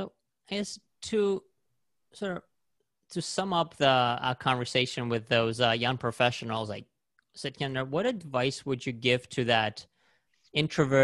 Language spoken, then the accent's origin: English; Belarus; now in United States; I was born in Belarus and I was a little bit older when I came to the States